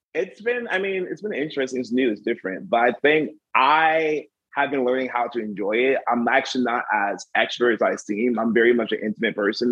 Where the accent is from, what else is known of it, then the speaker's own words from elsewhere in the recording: the South, United States; being African American in the South